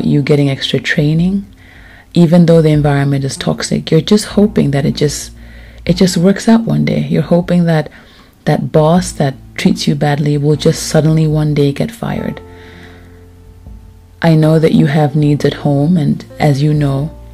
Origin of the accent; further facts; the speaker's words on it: Lusaka, Lusaka Province, Zambia; moved away; I moved, yet again, to Lusaka, Zambia, where I'm from. I am back in my hometown.